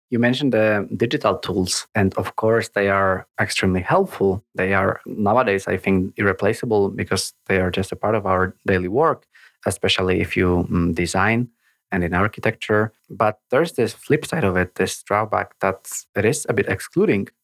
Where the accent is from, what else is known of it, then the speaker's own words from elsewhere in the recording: Poland; now in Copenhagen, Denmark; in my home country of Poland